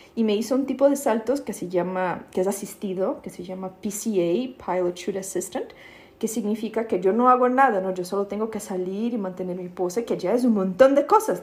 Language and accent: Spanish; São Paulo, Brazil; Spanish is a second language; moved away as an adult; also born or lived in Mexico / United States; now in Berlin, Germany; en São Paulo de donde soy